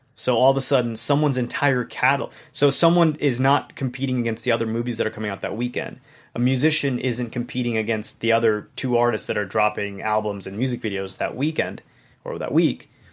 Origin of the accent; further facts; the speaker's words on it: Hong Kong; moved away; I'm not from here. I grew up in Hong Kong